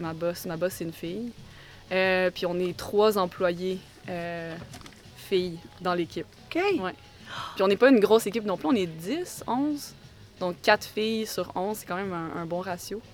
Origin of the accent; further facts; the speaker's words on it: Quebec, Canada; also born or lived in Montreal / Spain; quand je suis revenue pour m'établir plus à long terme au Québec